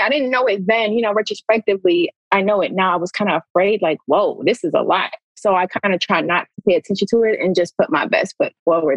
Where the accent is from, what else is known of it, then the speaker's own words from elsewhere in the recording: Pontiac, Michigan, United States; I grew up in Pontiac, Michigan, a poverty stricken city, urban city